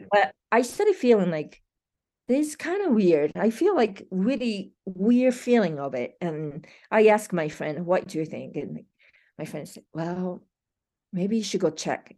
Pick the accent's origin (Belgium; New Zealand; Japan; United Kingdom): Japan; moved away as an adult; now in Colorado, United States; I'm from Japan, it's been a thirty-something years ago, you know, so I live more years in U S